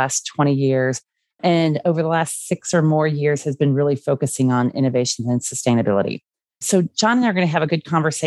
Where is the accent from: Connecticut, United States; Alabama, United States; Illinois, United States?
Illinois, United States; Chicago; I grew up in the Chicago area